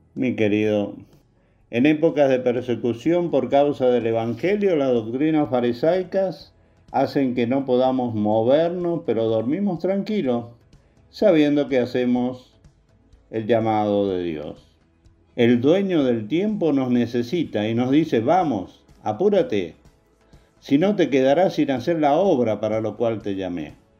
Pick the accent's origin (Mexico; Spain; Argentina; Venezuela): Argentina; como argentino